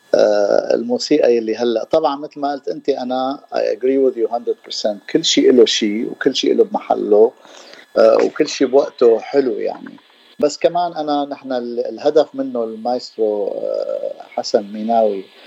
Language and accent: Arabic; Damascus, Damascus Governorate, Syria; moved away as an adult; also born or lived in San Diego, United States; now in Los Angeles, United States; انا من دمشق من سوريا وصار لي 32 سنه من سنه 1990 1990 انا بلوس انجلوس